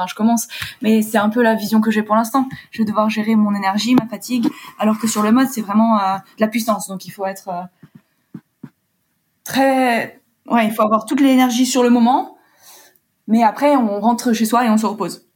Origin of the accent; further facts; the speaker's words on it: Warsaw, Masovian Voivodeship, Poland; moved away as an adult; also born or lived in London, United Kingdom; now in France; je suis originaire de Pologne, je suis franco-polonaise, j'ai passé mon bac là-bas. Je suis née là-bas et j'ai passé mon bac à Varsovie.